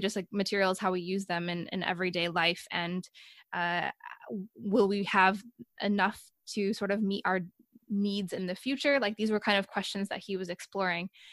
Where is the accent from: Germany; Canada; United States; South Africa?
United States; moved away as an adult; now in Sweden; I'm an American, but I'm actually living in Sweden right now, and I've been there for yeah, let's say four years